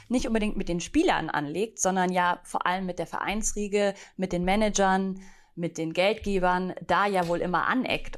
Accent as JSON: {"language": "German", "area": "near Munich", "region": "Bavaria", "country": "Germany", "said": "Ich bin ja ursprünglich aus der Nähe von München"}